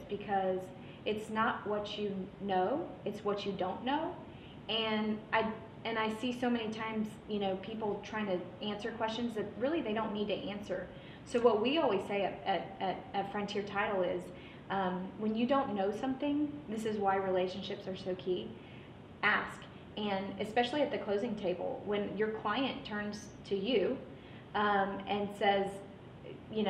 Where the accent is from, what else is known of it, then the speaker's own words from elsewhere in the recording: San Antonio, Texas, United States; now in Houston, United States; I'm from San Antonio